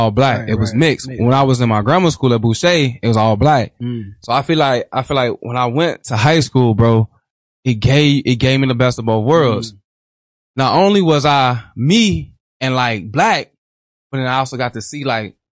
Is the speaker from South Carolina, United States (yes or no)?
no; Chicago, Illinois, United States; born and raised in Chicago